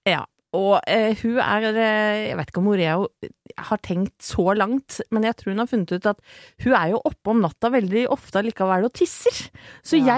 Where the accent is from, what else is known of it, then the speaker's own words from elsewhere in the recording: Åsgårdstrand, Vestfold, Norway; jeg er fra Åsgårdstrand